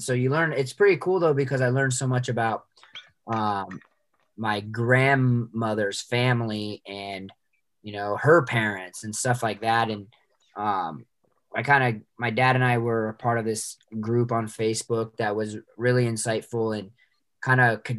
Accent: United States; obviously I'm American

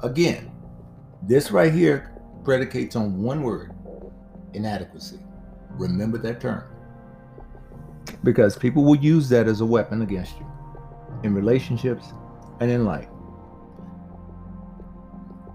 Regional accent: United States; also born or lived in Las Vegas; us African Americans

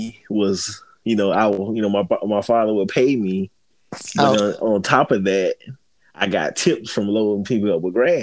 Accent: Fort Lauderdale, Florida, United States; I was born and raised in Fort Lauderdale, Florida

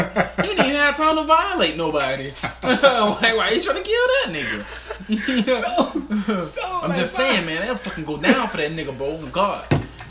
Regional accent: Atlanta, Georgia, United States; I'm from Atlanta.

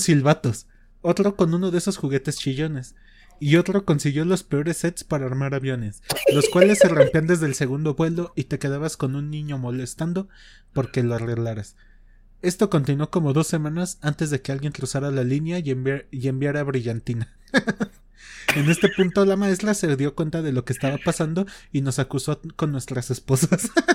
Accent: Mexico

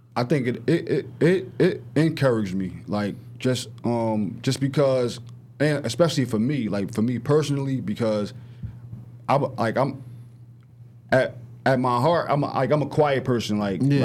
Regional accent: Newark, New Jersey, United States; I'm from I'm from North North, from um, Grafton Ave Projects

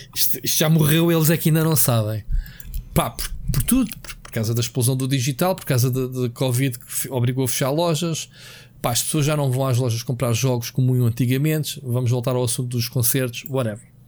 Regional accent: Queluz, Lisbon, Portugal; Queluz, que foi onde eu cresci

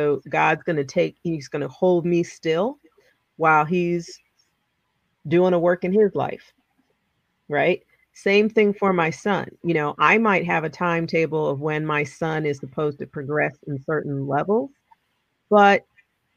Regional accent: New Jersey, United States; moved away as an adult; also born or lived in New Orleans; I grew up in Jersey.

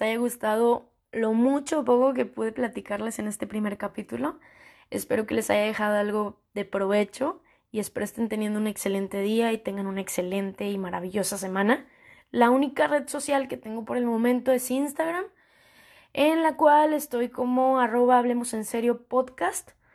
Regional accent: northern Mexico, Mexico; soy una chica mexicana, tengo 24 años, mexicana del norte

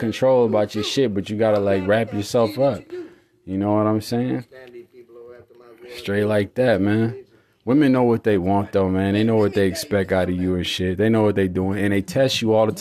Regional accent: California, United States; I'm from California

